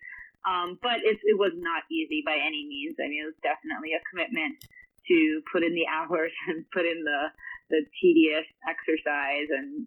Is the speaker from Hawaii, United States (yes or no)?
yes; Honolulu, Hawaii, United States; I started at the age of 5 growing up in Honolulu, Hawaii